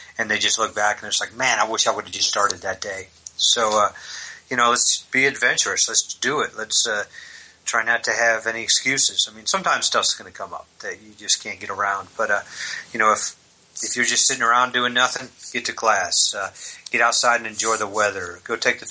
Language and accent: English; Syracuse, New York, United States; I'm from Syracuse, New York.